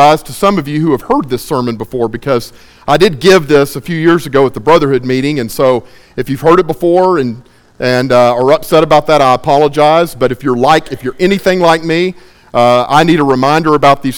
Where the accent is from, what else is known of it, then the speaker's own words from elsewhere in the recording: Baytown, Texas, United States; I am from Baytown, Texas